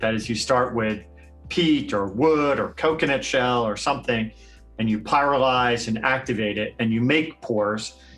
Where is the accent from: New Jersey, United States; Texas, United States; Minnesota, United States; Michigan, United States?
New Jersey, United States; now in Arizona, United States; I grew up in New Jersey